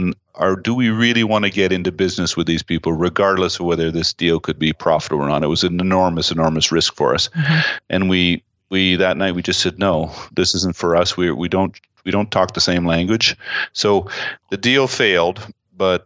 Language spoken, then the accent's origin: English; Canada; I'm proud of being Canadian